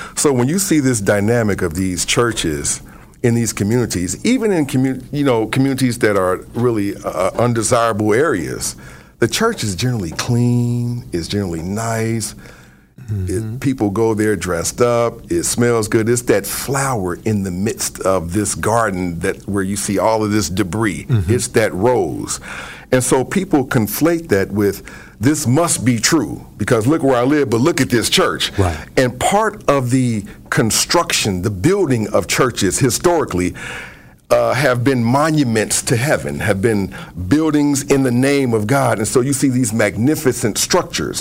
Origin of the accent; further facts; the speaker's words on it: Cincinnati, Ohio, United States; also born or lived in Cleveland; I was born and raised in Ohio, and I was part of one of the largest churches in Cincinnati